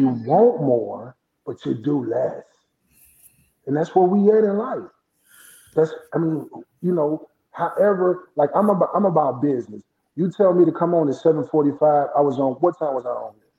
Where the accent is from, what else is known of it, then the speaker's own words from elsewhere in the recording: Flint, Michigan, United States; also born or lived in Indianapolis, Indiana; now in Atlanta, United States; We grew up in Flint, Michigan. You know, you know about Flint. I'm a Flintstone, part Flintstone, then Indianapolis